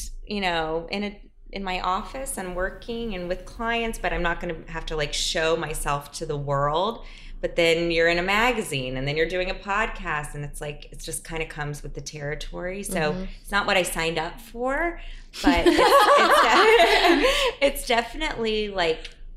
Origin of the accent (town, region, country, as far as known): South Carolina, United States; born or raised there; also born or lived in New Orleans, Louisiana; now in New York, United States